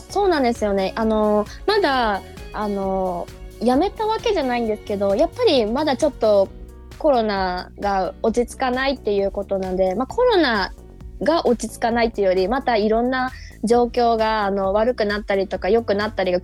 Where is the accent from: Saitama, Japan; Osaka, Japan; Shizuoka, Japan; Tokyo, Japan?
Osaka, Japan; moved away as an adult; now in Nagoya, Japan; 年越しを大阪で、あの旦那さんと一緒に、私の実家の方に行って